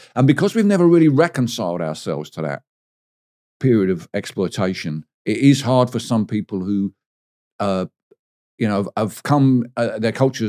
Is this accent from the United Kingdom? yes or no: yes; England, United Kingdom; There's a weird thing about being English as well, which is our central figures in our culture don't actually belong to us anymore.